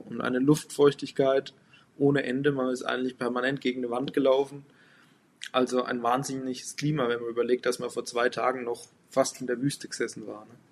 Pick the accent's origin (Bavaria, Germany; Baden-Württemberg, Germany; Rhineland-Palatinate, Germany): Bavaria, Germany; Lower Franconia; ich komme aus Unterfranken im Norden von Bayern an der Grenze zu Thüringen und Hessen